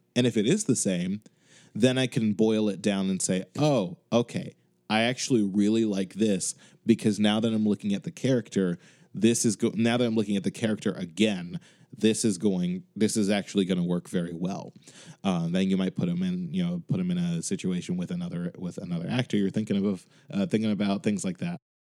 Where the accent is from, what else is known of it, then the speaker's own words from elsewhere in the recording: Chicago, Illinois, United States; now in Boston, United States; I'm currently living in Boston, but I am from Chicago